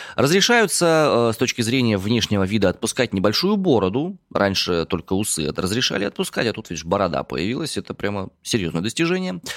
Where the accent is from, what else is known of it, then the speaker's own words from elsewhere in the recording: Omsk, Omsk Oblast, Russia; родом я из Омска